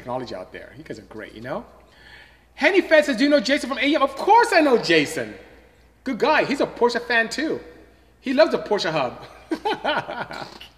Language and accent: English; Imo, Nigeria; first language Igbo; English is a second language; moved away as an adult; now in United States; I'm from Imo State. Came here to the United States to go to school, ended up staying